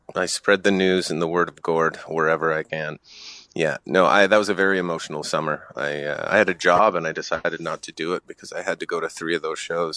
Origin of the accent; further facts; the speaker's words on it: Ottawa, Ontario, Canada; moved away as an adult; born and raised in Ottawa. Spent about 24, 25 years here.